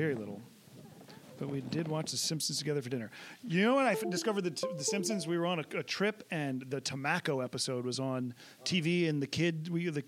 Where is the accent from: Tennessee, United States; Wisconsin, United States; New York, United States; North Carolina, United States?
Tennessee, United States; Nashville; I'm from Nashville, so it's, you know, fairly urban